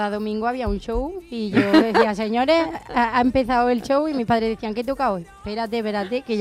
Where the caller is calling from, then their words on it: Córdoba, Andalusia, Spain; de Córdoba.